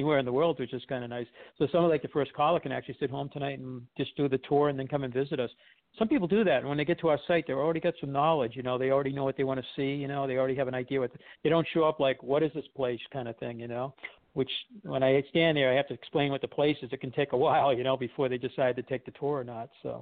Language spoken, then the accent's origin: English; Derry, New Hampshire, United States; I came from the town of Derry, New Hampshire, where Alan Shepard and Robert Frost, and that's where we grew up.